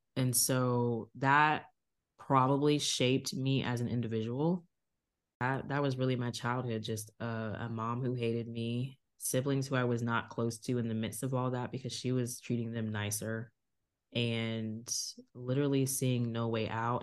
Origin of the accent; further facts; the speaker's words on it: Virginia Beach, Virginia, United States; also born or lived in Tulsa, Oklahoma; I was born in Tulsa, Oklahoma, but I grew up in Virginia Beach